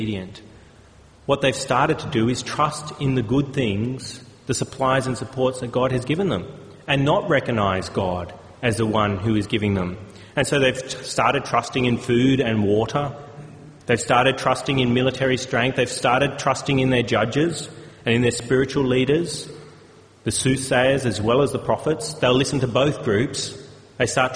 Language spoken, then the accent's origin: English; Australia; as Australian citizens